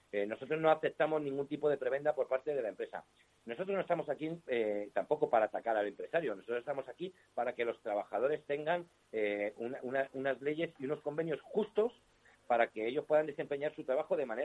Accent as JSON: {"language": "Spanish", "country": "Spain", "said": "lo único que tenemos en común es que somos eh, españoles, nos consideramos españoles y patriotas y somos anticomunistas."}